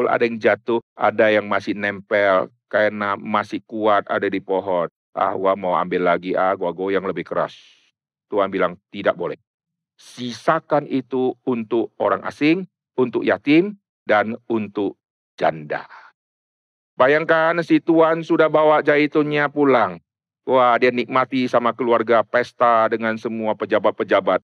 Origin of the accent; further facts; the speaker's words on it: North Sumatra, Indonesia; Di Sumatera banyak orang yang tanam sawit, saya dari Sumatera Utara, saya dari kecil sudah keliling, sudah masuk keluar pohon sawit, pohon karet, dan saya tahu itu.